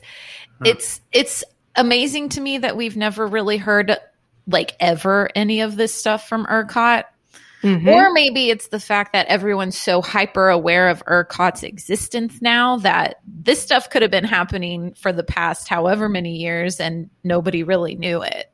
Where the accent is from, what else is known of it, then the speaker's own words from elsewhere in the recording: Texas, United States; we're from Texas. Like, never in my whole life have I ever really been like, maybe I should actually move out of this state.